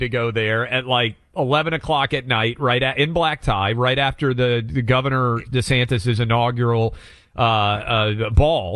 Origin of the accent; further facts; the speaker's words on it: Franklin, Tennessee, United States; this is my hometown